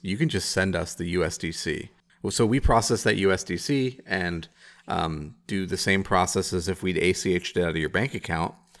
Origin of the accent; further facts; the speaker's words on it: Chicago, Illinois, United States; I'm a Chicagoan